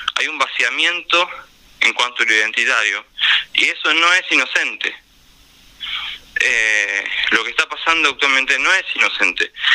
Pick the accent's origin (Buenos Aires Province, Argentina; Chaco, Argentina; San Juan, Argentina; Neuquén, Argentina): Buenos Aires Province, Argentina; La Plata; me crié en Villalvira, mi familia vive todavía allá